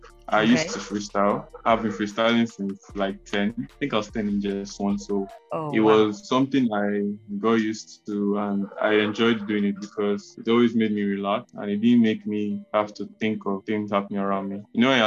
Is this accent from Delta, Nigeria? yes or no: yes; Delta, Nigeria